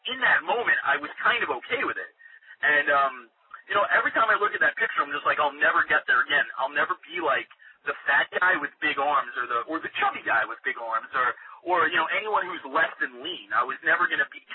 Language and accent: English; New York, United States; I'm from New York